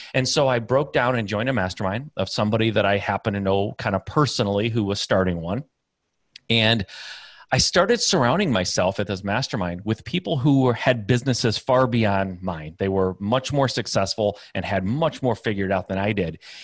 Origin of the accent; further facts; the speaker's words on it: Michigan, United States; I'm Midwest guy, uh, born and raised in Michigan